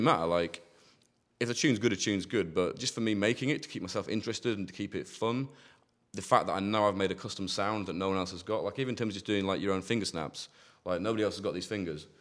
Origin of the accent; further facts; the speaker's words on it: near Hull, Yorkshire and the Humber, United Kingdom; moved away as an adult; also born or lived in Manchester; now in Bristol, United Kingdom; I grew up near Hull in East Yorkshire